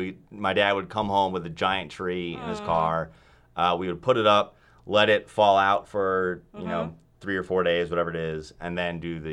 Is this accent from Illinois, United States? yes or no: yes; Wheaton, Illinois, United States; moved away as an adult; I am from Wheaton, Illinois, so it's like an hour-ish west of Chicago.